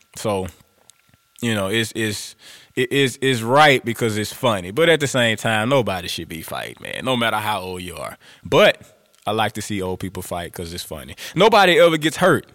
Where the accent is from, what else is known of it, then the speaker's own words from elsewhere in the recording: Grambling, Louisiana, United States; I'm from Grambling, I'm a Grambling boy